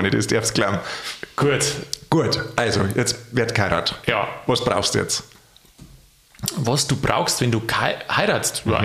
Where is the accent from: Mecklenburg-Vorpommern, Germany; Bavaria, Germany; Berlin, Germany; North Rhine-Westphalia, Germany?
Bavaria, Germany; also bei mir, da wo ich herkomme, im Chiemgau, ist das ganz Echt? gang und gäbe, ja.